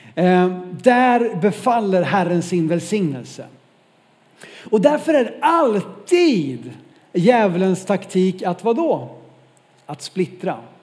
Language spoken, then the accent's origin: Swedish; Norrland, Sweden; som norrlänning